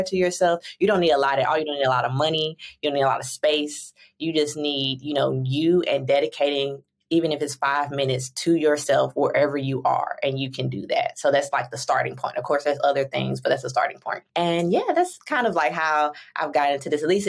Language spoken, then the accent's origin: English; St. Louis, Missouri, United States; moved away as an adult; also born or lived in Chicago, Illinois; now in San Diego, United States; I was born and raised in St. Louis, Missouri